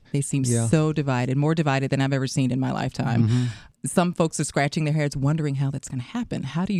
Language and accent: English; Los Angeles, California, United States; I'm actually born and raised in Los Angeles.